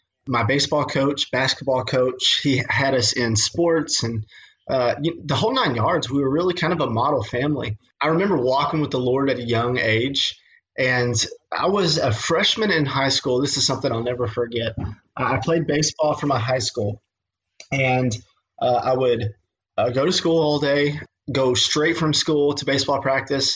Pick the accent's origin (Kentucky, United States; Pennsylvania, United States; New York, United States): Kentucky, United States; Western; I'm from Western Kentucky